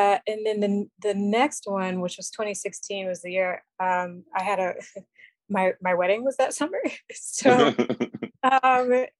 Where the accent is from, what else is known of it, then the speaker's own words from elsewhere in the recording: Newark, New Jersey, United States; I'm from New Jersey. I'm in Newark, New Jersey, which, if you know anything about New Jersey, you know is like, was the Compton of New Jersey. Yeah. Now it's like getting pretty gentrified. And I have some feelings about being one of the gentrifiers, but at least I'm a native